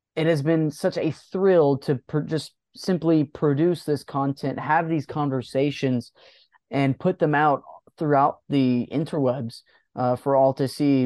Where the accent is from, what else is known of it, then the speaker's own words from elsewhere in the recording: the South, United States; I myself, I'm from the South